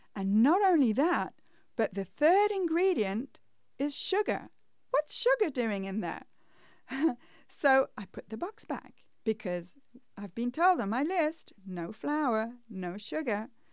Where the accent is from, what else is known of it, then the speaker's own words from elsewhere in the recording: England, United Kingdom; moved away; when I was growing up in England, that was like the staple at our house